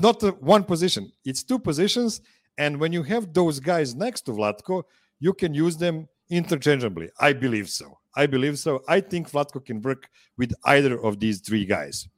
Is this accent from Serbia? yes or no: yes; Serbia; English is a second language; two Serbians